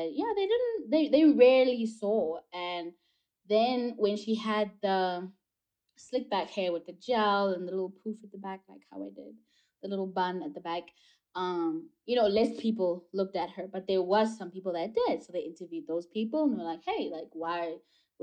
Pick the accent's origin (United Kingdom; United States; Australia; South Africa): South Africa; growing up in South Africa and seeing American movies and TV